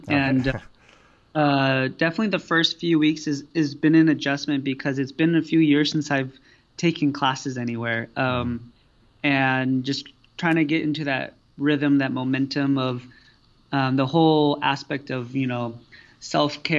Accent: Whidbey Island, outside Seattle, Washington, United States; also born or lived in Cambodia; I was actually adopted when I was 4 from Cambodia. And I grew up outside the Seattle area on an island called Whidbey Island, where I went to school and everything, K through 12.

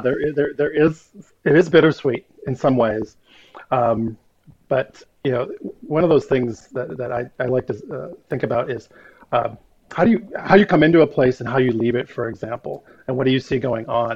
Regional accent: Minnesota, United States; moved away; also born or lived in Florida / Texas / Dubuque, Iowa; I'm super partial to my my home state where I was born and, and returned twice at different times. I love Minnesota.

